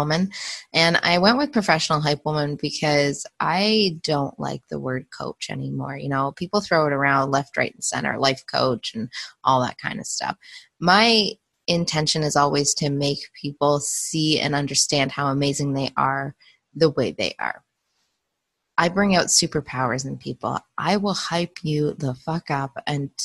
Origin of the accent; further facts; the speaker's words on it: Canada; the culture I grew up in as a Canadian